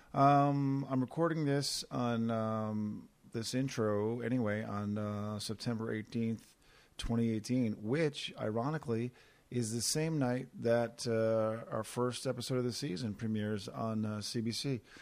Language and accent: English; Corner Brook, Newfoundland and Labrador, Canada; Corner Brook, my hometown